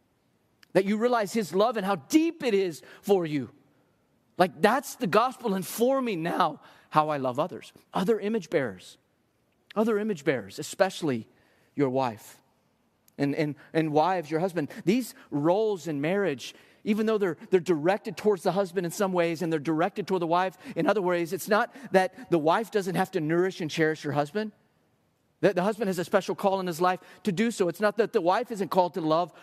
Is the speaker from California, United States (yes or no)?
no; Texas, United States; I'm Texan through and through